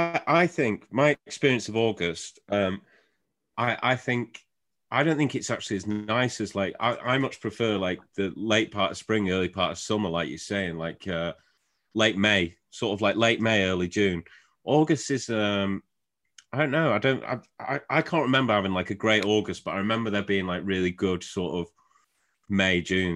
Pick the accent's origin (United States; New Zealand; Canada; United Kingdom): United Kingdom; Shrewsbury, West Midlands; I'm originally from Shrewsbury